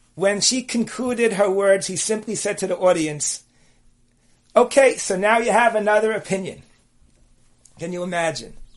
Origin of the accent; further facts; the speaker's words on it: New York City, New York, United States; I was born and raised on the Lower East Side.